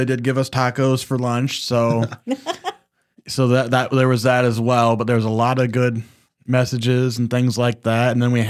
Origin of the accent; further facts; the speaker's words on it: Southern United States, United States; We're from the South.